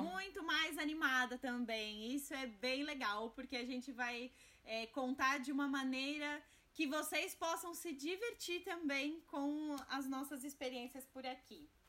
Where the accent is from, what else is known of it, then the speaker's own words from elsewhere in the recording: Brazil; moved away as an adult; also born or lived in Portugal; now in Germany; diferente de muitos imigrantes, eu já saí do Brasil com um trabalho